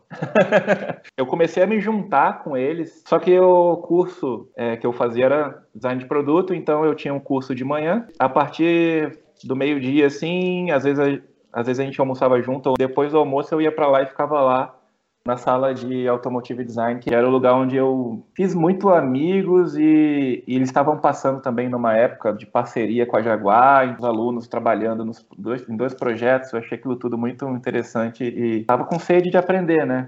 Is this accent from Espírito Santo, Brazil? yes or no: yes; Espírito Santo, Brazil; moved away as an adult; also born or lived in São Paulo; now in Germany; vim do Espírito Santo, nasci no Espírito Santo, minha família toda é de lá.